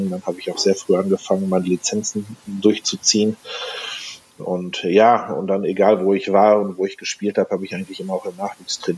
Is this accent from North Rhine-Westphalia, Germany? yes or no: yes; North Rhine-Westphalia, Germany; wie gesagt, ich komme aus NRW